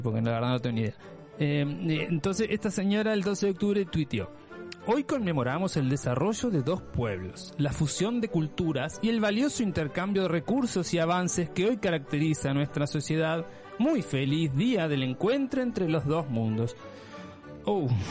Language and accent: Spanish; Uruguay; Sí, soy uruguayo, por supuesto, ese es mi país de origen